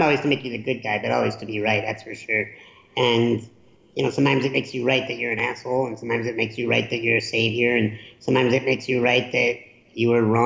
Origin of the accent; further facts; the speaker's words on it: Chicago, Illinois, United States; I grew up in Chicago during the Michael Jordan era